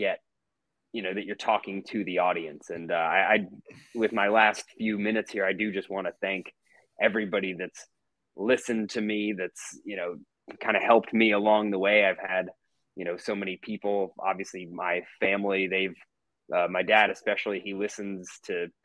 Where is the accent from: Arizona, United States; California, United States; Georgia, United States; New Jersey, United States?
Georgia, United States; Atlanta; also born or lived in Jackson, Mississippi; I felt it growing up here. You know, I moved here when I was 3 years old, and I've been a sports fan here, especially a Braves fan ever since